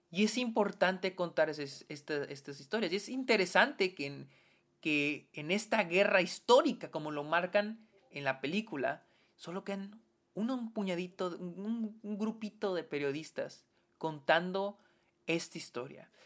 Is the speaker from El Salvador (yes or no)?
no; Mexico